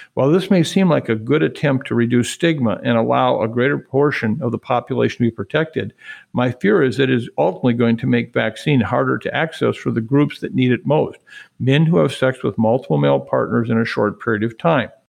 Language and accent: English; Waukon, Iowa, United States; I'm from Iowa. I'm very proud